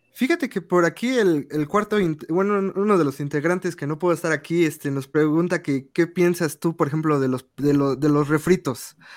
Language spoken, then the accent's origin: Spanish; Mexico City, Mexico; nosotros somos de Ciudad de México, todos de aquí